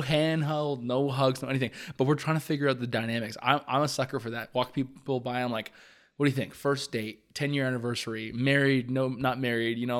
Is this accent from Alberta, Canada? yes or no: no; Hamilton, Ontario, Canada; we grew up in Hamilton, like, close to Upper James